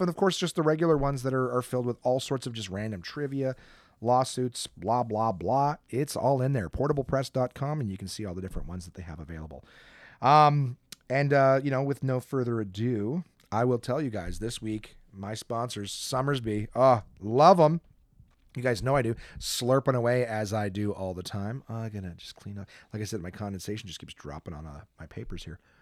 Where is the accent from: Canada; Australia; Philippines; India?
Canada